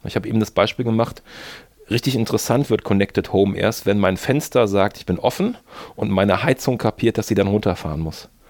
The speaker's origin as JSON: {"language": "German", "town": "Mönchengladbach", "region": "North Rhine-Westphalia", "country": "Germany", "tie": "born or raised there", "also_born_or_lived": "Bonn", "moved": "as an adult", "said": "ich bin natürlich in Mönchengladbach geboren"}